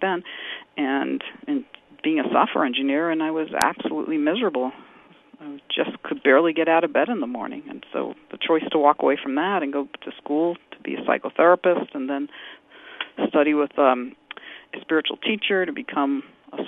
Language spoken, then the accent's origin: English; New York City, New York, United States; moved away; also born or lived in Boston area; I grew up in New York City. I was born in New York, and then I moved to the Boston area after living other places